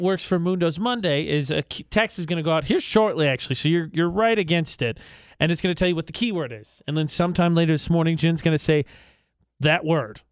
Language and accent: English; Lafayette, Indiana, United States; moved away as an adult; now in Utah, United States; my hometown of Indiana, Lafayette, Indiana